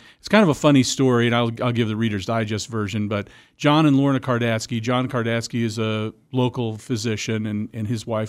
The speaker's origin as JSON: {"language": "English", "region": "Illinois", "country": "United States", "lives_now": "Wichita, United States", "said": "I'm from St. Louis area."}